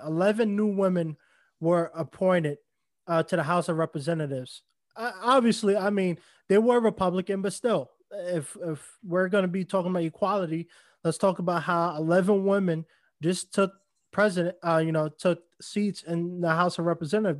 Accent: New York, United States; moved away; New York, my, I mean, my hometown

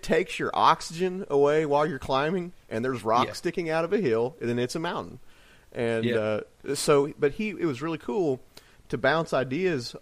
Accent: Illinois, United States; growing up in Illinois

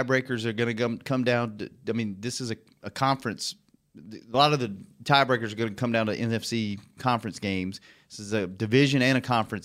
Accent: Louisiana, United States; moved away; Louisiana, my home state

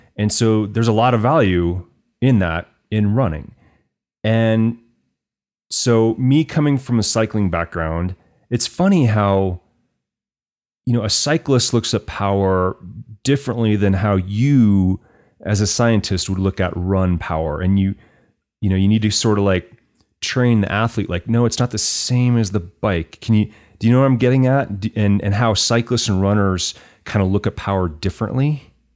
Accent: Fort Collins, Colorado, United States; I grew up in Fort Collins, so certainly a great place

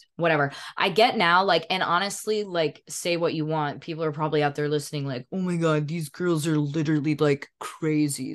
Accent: Edenton, North Carolina, United States; born or raised there; moved away

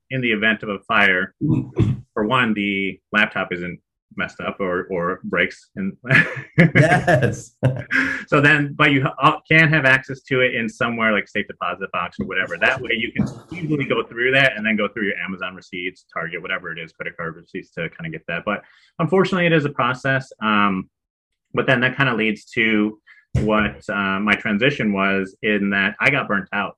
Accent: Chicago, Illinois, United States; moved away as an adult; also born or lived in Arizona; now in San Diego, United States; I live in San Diego currently, born and raised in Chicago

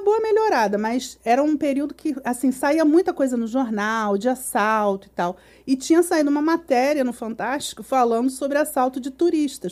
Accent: Brazil; como bom brasileiro

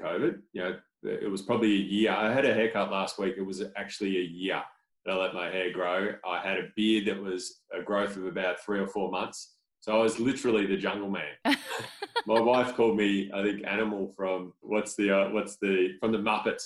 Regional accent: Torquay, Victoria, Australia; I grew up in Torquay on the surf coast, a little coastal town

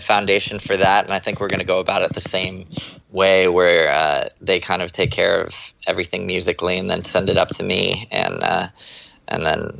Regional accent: Texas, United States; born there; moved away; also born or lived in Florida / California; I was born in Texas. And my family moved around a lot. We moved to Florida for a while and then moved to moved to California

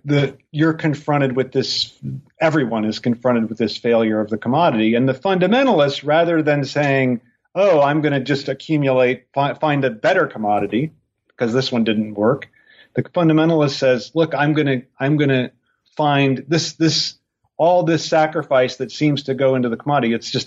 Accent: Ireland; I am Irish.

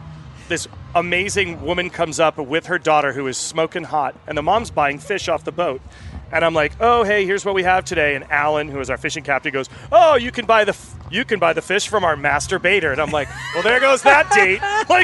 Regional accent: New England, United States; I grew up commercial fishing. I grew up in New England.

